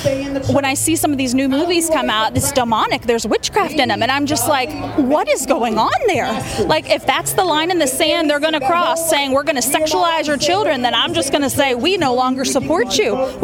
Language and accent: English; Kentucky, United States; We're from Kentucky. I felt the Lord calling me to come, so we came for this rally.